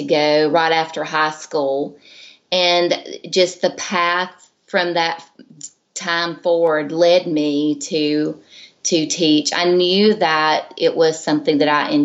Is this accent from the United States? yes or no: yes; Georgia, United States; I'm from Georgia, and I lived pretty much in a rural little community town